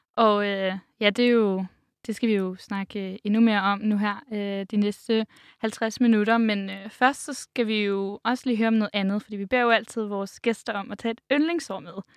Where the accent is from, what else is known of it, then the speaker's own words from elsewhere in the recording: Vordingborg, Zealand, Denmark; now in Copenhagen, Denmark; jeg er fra Vordingborg, så jeg er ikke generelt stødt på særlig meget, øh, gadedansk, øh, igennem min, øh, opvækst. Det er først efter, jeg flyttede til København